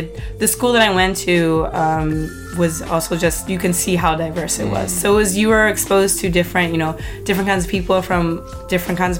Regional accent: New York City, New York, United States; also born or lived in Harlem, New York; I'm from Jackson Heights, Queens

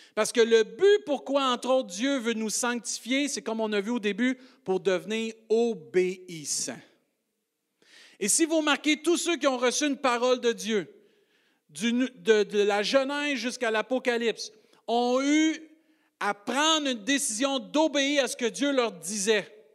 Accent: Rimouski, Quebec, Canada; Avant d'être un Rimusquois, Québécois, Canadien, Français

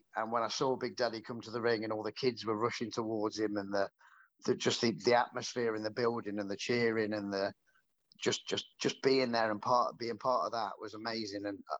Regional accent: Worcester, West Midlands, United Kingdom; I grew up in Worcester.

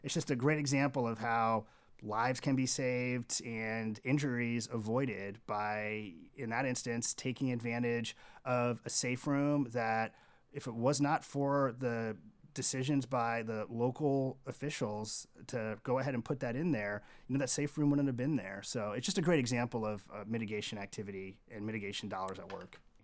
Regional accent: Kansas City, Missouri, United States; I'm from the Kansas City area and I've got three younger children

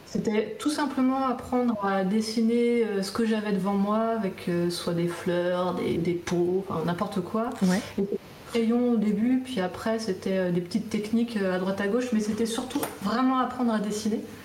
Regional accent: Guidel, Brittany, France; moved away as an adult; also born or lived in Nantes / Canada; je viens de Guidel, de Guidel, donc c'était à côté, entre Quimperlé et Lorient

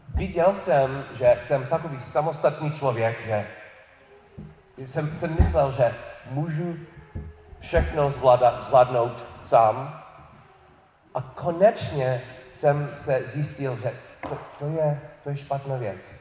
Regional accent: New York City, New York, United States; Czech is a second language; moved away; narodil jsem se v New York, New York City

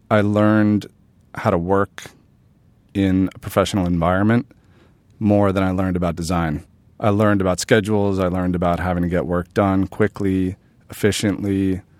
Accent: New York City, New York, United States; born or raised there

